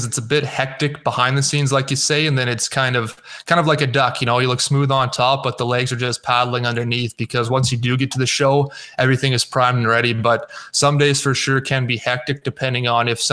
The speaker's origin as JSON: {"language": "English", "town": "Athabasca", "region": "Alberta", "country": "Canada", "tie": "born or raised there", "also_born_or_lived": "Edmonton, Canada", "moved": "as an adult", "lives_now": "Lloydminster, Canada", "said": "I'm from Athabasca, Alberta."}